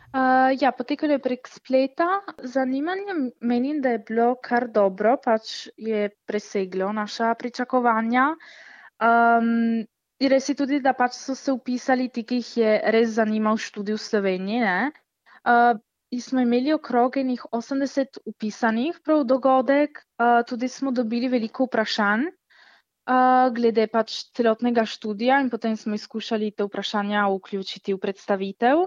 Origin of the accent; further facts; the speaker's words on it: Italy; smo mi iz Italije